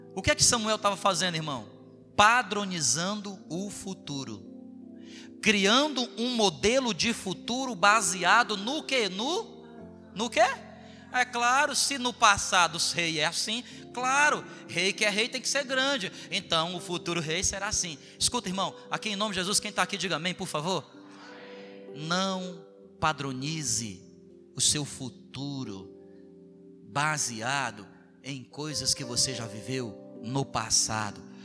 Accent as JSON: {"language": "Portuguese", "region": "Ceará", "country": "Brazil", "moved": "yes", "said": "lá no Ceará chama baladeira"}